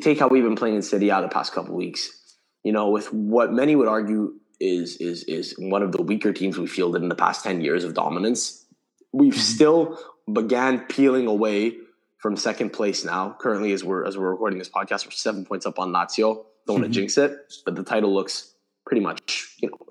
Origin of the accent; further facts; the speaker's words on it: Montreal, Quebec, Canada; I grew up, was born and raised in Montreal, Canada, still live here